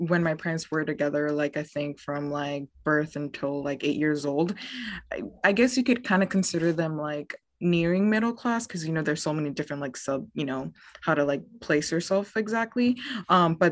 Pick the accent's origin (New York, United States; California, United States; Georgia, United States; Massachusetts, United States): California, United States; Oakland; I grew up in Northern California and Oakland area